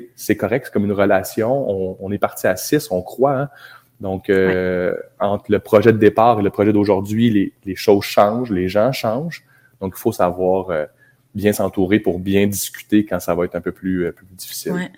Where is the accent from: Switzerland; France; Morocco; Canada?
Canada; Abitibi, Quebec; moved away as an adult; also born or lived in Montreal; now in Baie-Comeau, Canada; on est natif d'Abitibi, on a fait nos études à Montréal